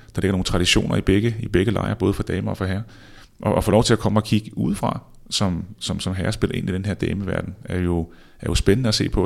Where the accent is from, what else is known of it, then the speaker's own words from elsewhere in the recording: Denmark; moved away as an adult; also born or lived in Spain; vi kommer fra Danmark